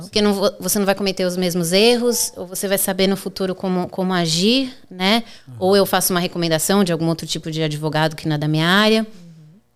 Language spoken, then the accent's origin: Portuguese; São Paulo, Brazil; moved away as an adult; also born or lived in Orlando, United States / Boston, United States; now in Florida, United States; Sou advogada no Brasil, é, como você disse, sou de São Paulo